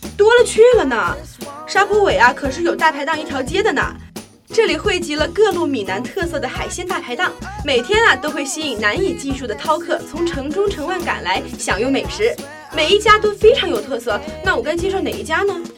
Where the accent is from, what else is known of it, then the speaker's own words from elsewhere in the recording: Sichuan, China; moved away; 我作为一个四川人，其实觉得不怎么样